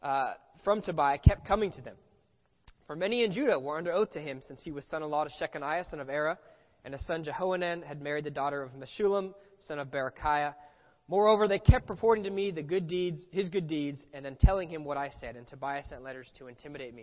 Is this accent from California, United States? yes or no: yes; Los Angeles, California, United States; I grew up here in Los Angeles